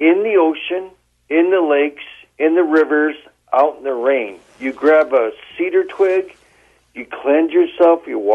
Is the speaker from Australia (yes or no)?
no; Penelakut Island, British Columbia, Canada; I come from Penelakut Island